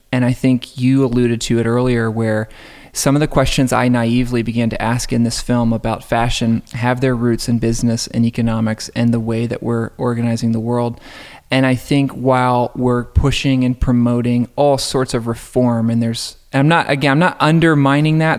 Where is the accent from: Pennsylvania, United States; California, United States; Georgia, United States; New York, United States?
Georgia, United States; just outside of Atlanta; I grew up just outside of Atlanta